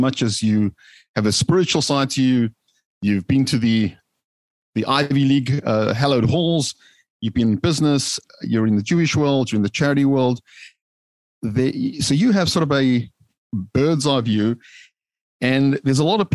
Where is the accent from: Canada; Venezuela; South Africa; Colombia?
South Africa; moved away as an adult; now in United States; The humble beginnings growing up in South Africa before arriving on the hallowed shores here of the United States